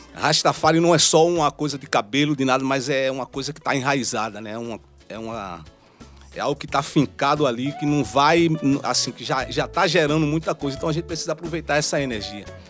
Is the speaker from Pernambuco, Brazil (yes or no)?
yes; Recife, Pernambuco, Brazil; Eu saí da mostardinha, fui pro mundo